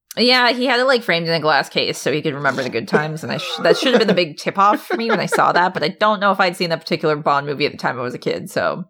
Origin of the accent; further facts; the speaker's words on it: Alaska, United States; now in Portland, United States; I'm from Alaska